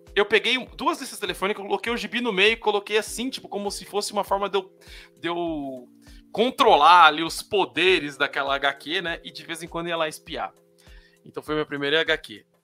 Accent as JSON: {"language": "Portuguese", "region": "São Paulo", "country": "Brazil", "said": "Eu sou da periferia de São Paulo, São Mateus, na Zona Leste"}